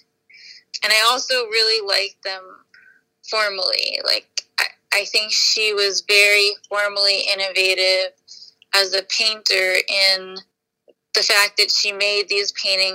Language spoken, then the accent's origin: English; New York City, New York, United States; I was born in Queens, and I grew up here